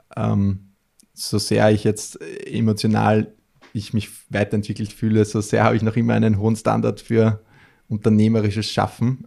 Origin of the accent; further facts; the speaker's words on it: Melk, Lower Austria, Austria; in meiner Heimatstadt in Melk, das ist so ein kleines mhm. Stadtteil äh, in Niederösterreich